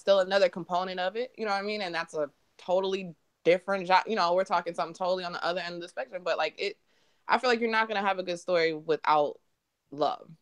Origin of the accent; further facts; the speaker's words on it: Michigan, United States; also born or lived in Reading, Pennsylvania; I've been in Michigan ever since then.